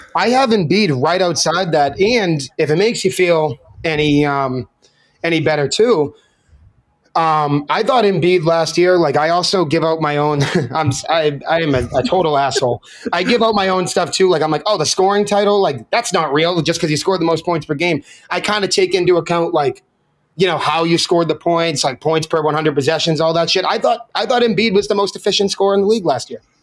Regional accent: Boston, Massachusetts, United States; now in Chicago, United States; I'm from South Boston, Massachusetts

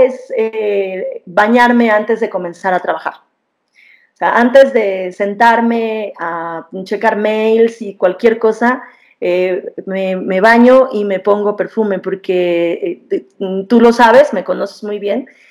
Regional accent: Mexico; somos mexicanos

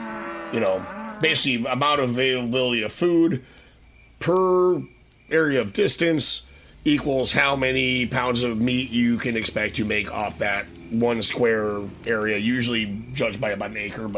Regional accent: North Dakota, United States; I grew up in North Dakota.

